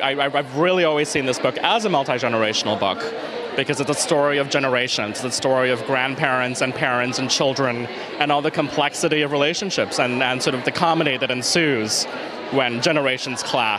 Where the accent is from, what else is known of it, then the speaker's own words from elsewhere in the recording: Singapore; now in New York, United States; growing up in Singapore